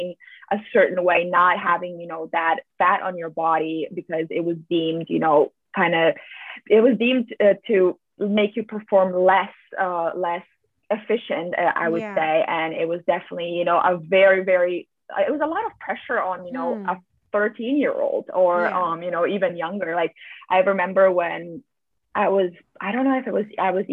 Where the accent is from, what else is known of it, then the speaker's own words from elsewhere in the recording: Slovenia; moved away as an adult; also born or lived in United States / Switzerland; I'm originally from Slovenia. I grew up here. Basically, I stayed here until I was 18 years old